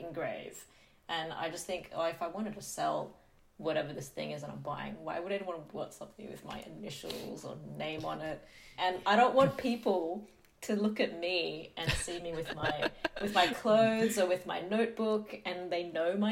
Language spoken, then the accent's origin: English; Sydney, New South Wales, Australia; I grew up in Western Sydney